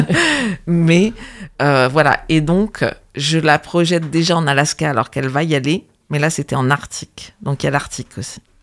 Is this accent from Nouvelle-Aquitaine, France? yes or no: no; Normandy, France; j'ai vécu mon enfance en Normandie